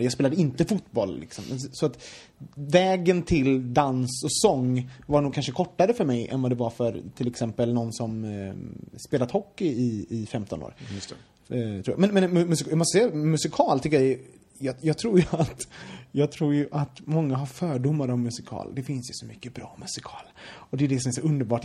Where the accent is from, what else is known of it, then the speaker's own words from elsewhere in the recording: Gothenburg, Västra Götaland, Sweden; jag kommer från Göteborg